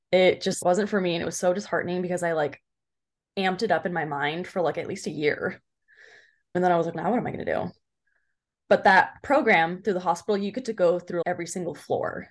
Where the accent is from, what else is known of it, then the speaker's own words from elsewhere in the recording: Orange County, California, United States; now in Claremont, United States; I'm from Orange County